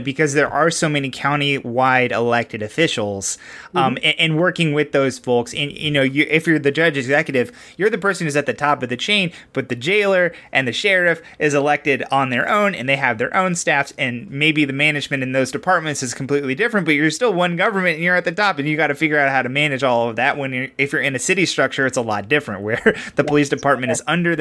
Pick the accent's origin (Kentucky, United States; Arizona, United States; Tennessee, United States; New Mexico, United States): Kentucky, United States; Louisville; Jasmine and me, the other host of this show, we're from Louisville